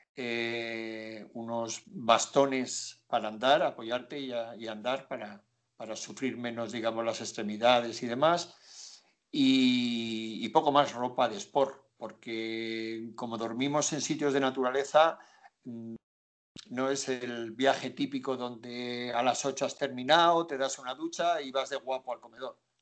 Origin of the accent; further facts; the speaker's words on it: Zamora, Castile and León, Spain; yo soy de Zamora